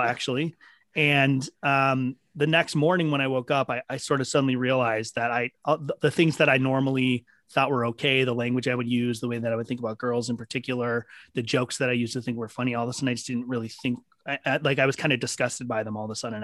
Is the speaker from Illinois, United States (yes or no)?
no; Minneapolis, Minnesota, United States; I grew up in Minneapolis